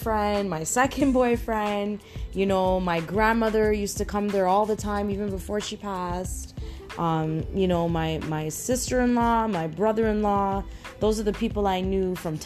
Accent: Toronto, Ontario, Canada; I grew up in Toronto

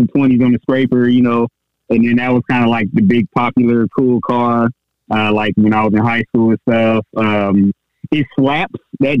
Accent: Pittsburg, California, United States; also born or lived in New York; the Bay Area, so the San Francisco Bay Area in California, so Northern California. Specifically from a small town called Pittsburgh. Most people don't even know there's a Pittsburgh in California, but the reason why is because it's pretty small. It's like 60,000 people

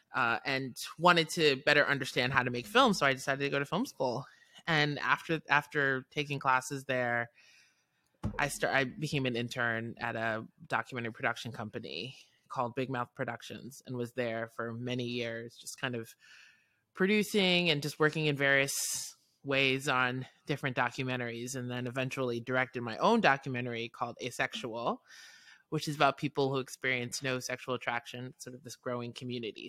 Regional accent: New York City, New York, United States; moved away as an adult; now in New Orleans, United States; I'm born and raised in New York City

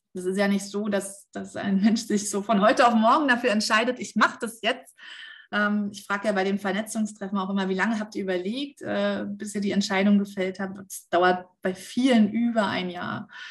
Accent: Germany; bei uns in Deutschland

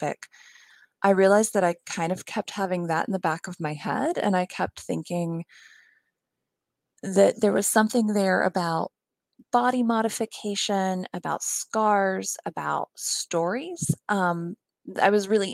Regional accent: West Virginia, United States; moved away; also born or lived in Pennsylvania; I'm actually from West Virginia, but I went to college at Swarthmore

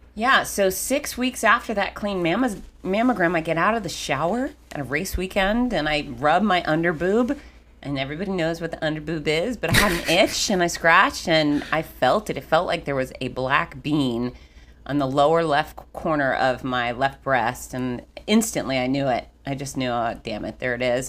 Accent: Fort Lauderdale, Florida, United States; I grew up in Fort Lauderdale

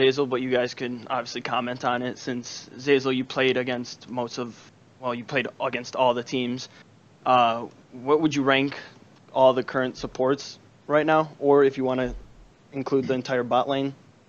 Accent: Chicago, Illinois, United States; I mean, it's a suburb in Chicago and don't want to get too into it, but I go to school in Chicago, so.

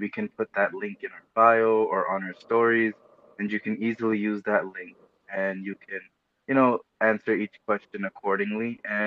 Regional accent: New Hyde Park, New York, United States; also born or lived in Elmhurst, Queens, New York / Woodside, Queens, New York; I was born in Elmhurst and I lived in Woodside until about fifth grade. And then I moved to the same city as Tim, New Hyde Park, in 2005. And then I've been there ever since

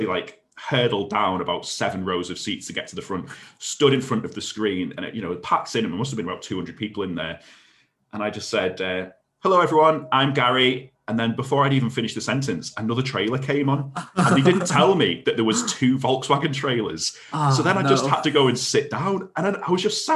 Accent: United Kingdom; I'm very British

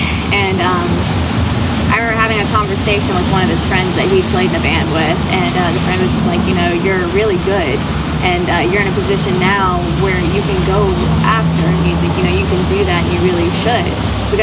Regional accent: Shelby, North Carolina, United States; I am from Shelby, North Carolina.

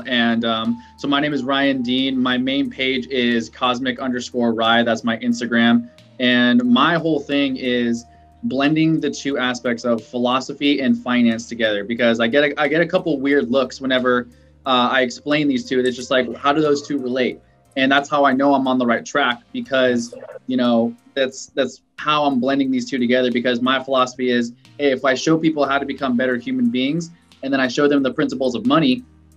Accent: Ciudad Juárez, Chihuahua, Mexico; moved away; I'm a Mexican immigrant. I was born in Juarez in Mexico

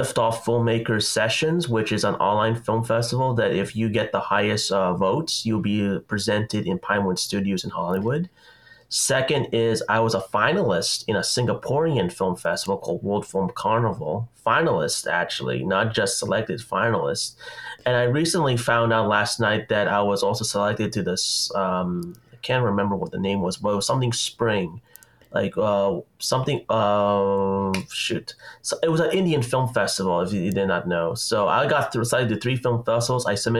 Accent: Philippines; I was always very interested in Chinese culture myself, even though I'm Filipino

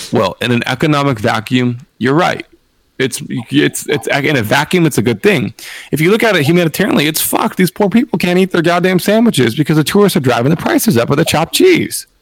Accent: West Coast, United States; I'm from the West Coast

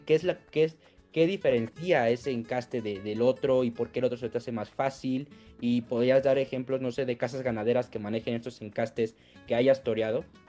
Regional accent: Apizaco, Tlaxcala, Mexico; somos aquí de, de Apizaco

